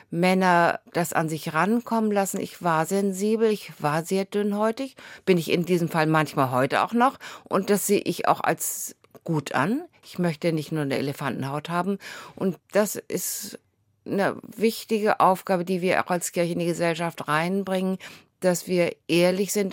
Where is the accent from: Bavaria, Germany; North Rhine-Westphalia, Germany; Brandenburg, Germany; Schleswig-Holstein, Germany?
Schleswig-Holstein, Germany; Bad Segeberg; born there; now in Husum, Germany; Also ich bin in Bad Segeberg geboren, wohne jetzt in Husum.